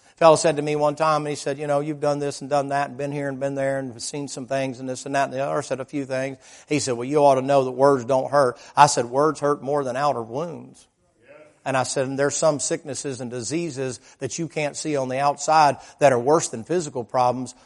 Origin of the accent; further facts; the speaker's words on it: the South, United States; I was raised in the South.